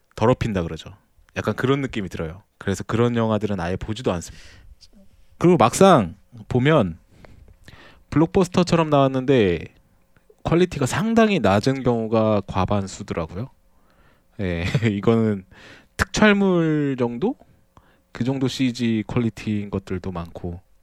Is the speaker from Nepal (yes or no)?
no; South Korea; 저도 아무래도 한국인이다 보니까